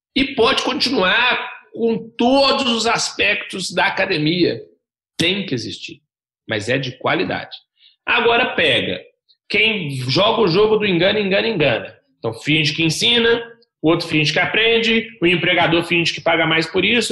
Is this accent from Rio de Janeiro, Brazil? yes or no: no; Belo Horizonte, Minas Gerais, Brazil; eu tenho 30 anos, sou natural de Belo Horizonte